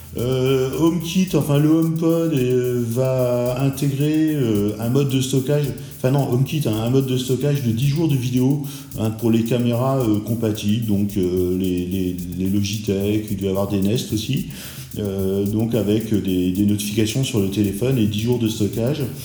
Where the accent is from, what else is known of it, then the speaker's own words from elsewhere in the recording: France; chez nous en France